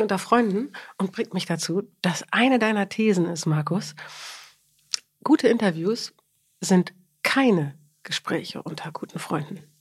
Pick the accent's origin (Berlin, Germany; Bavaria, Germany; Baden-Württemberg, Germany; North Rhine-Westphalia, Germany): Berlin, Germany; moved away as an adult; now in Hamburg, Germany; ich bin Berliner